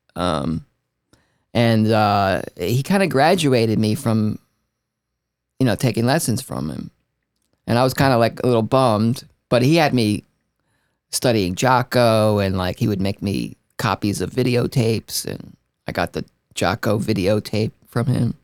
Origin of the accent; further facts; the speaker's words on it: Newark, New Jersey, United States; I'm from Newark, New Jersey, eh, so it was like a melting pot of, like, Italians and Puerto Ricans